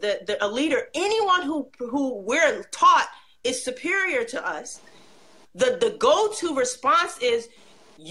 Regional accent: United States; also born or lived in Egypt / Saudi Arabia; I'm African American.

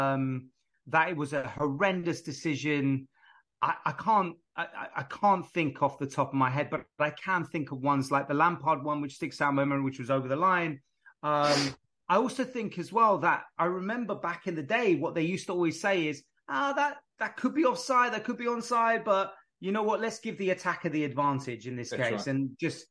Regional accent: London, United Kingdom; moved away as an adult; also born or lived in Brentford; now in United States; I grew up in North London, but I lived in close to Brentford

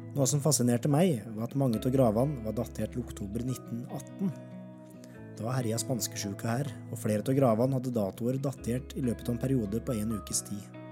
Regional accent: Alvdal, Innlandet, Norway; moved away as an adult; now in Longyearbyen, Svalbard; Coop-butikken hjemme i Alvdal

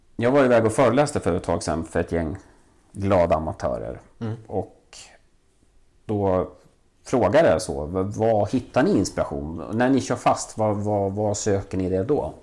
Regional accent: Valbo, Gävleborg County, Sweden; also born or lived in Vällingby, Stockholm; now in Stockholm, Sweden; Jag växte upp i Valbo där, där man väldigt tidigt byggde ett, ett köpcentrum

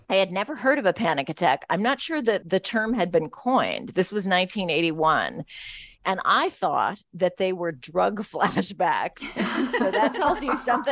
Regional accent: San Francisco, California, United States; growing up in San Francisco in the 70s

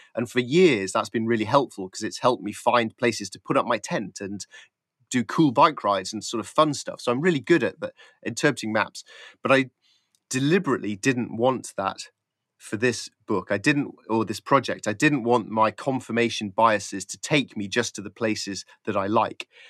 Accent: Yorkshire Dales, Yorkshire and the Humber, United Kingdom; I grew up in the Yorkshire Dales, and as a kid, just me and my friends

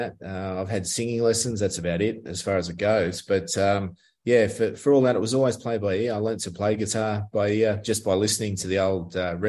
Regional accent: Richmond, New South Wales, Australia; now in Melbourne, Australia; I was playing at a pub one night in Richmond in my hometown in the Hawkesbury

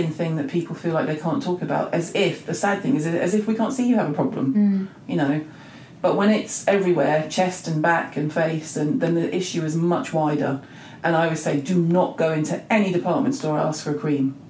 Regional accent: England, United Kingdom; we're very English

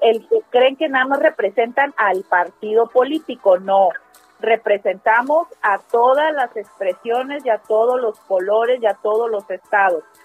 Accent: Mexico; como mexicanos

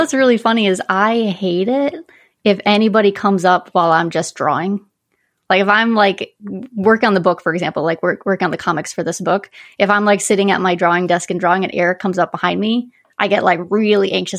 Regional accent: Northern Quebec, Canada; now in Connecticut, United States; I grew up in Northern Quebec

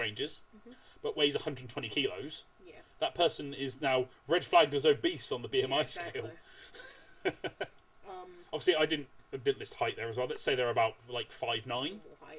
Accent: United Kingdom; You know, we're British.

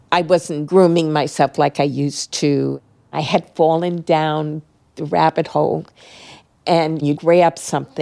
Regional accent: New York City, New York, United States; I was born in Brooklyn

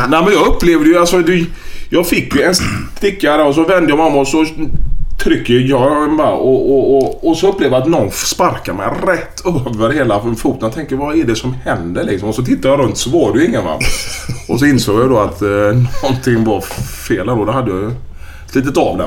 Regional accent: Gothenburg, Västra Götaland, Sweden; moved away as an adult; also born or lived in Malmö; då är jag hemma i Göteborg

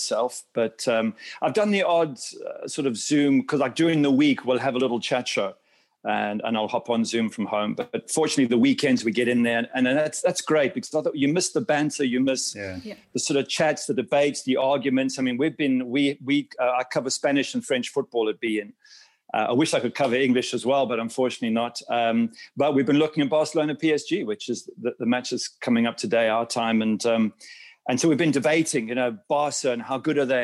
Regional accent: South Africa; moved away as an adult; also born or lived in England / Manchester, United Kingdom; now in Miami, United States; I ended up there as a six-year-old and grew up there and was schooled there and went to university there. So I'm sort of South African by culture

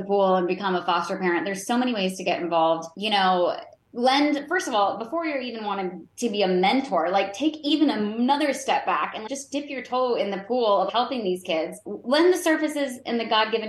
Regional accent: Roanoke, Virginia, United States; I'm from Roanoke, Virginia originally

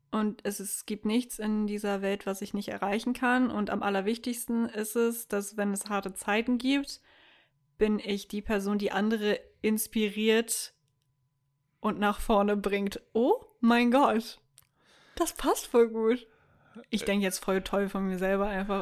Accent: Germany; Wir als Deutsche

